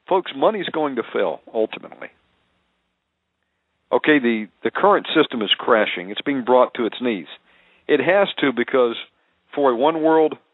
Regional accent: Georgia, United States; born there; And yes, I am a redneck, folks. I was born in Georgia, although I don't have the accent anymore.

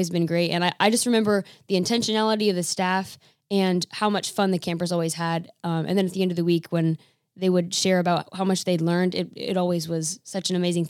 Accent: Camp Nathanael, Kentucky, United States; now in Daniels, United States; I'm from here originally, from Camp Nathaniel. I've been here my whole life.

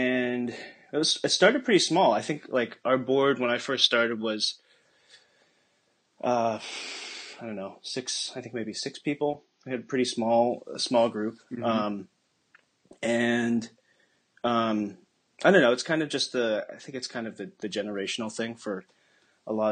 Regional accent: Scarborough, Maine, United States; also born or lived in Busan, South Korea / Boston area; now in Boston, United States; I grew up in Maine

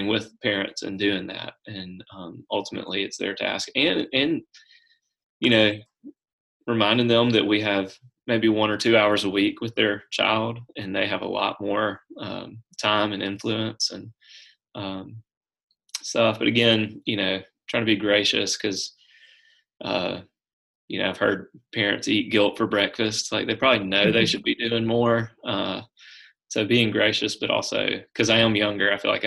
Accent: Brookhaven, United States; So, I grew up in Brookhaven

